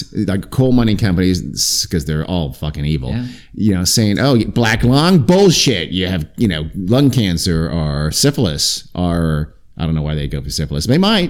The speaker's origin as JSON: {"language": "English", "town": "Long Beach", "region": "California", "country": "United States", "said": "I'm from Long Beach."}